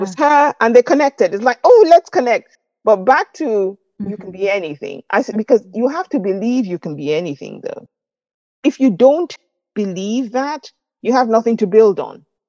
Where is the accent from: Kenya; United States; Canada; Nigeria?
Nigeria; accent: Nigerian; moved away as an adult; now in United Kingdom; I grew up in Nigeria